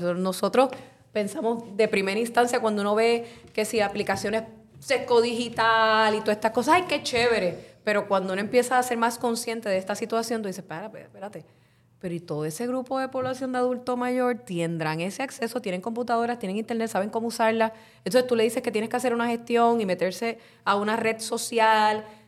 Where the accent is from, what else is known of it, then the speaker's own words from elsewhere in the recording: Carolina, Puerto Rico; mi pueblo de Carolina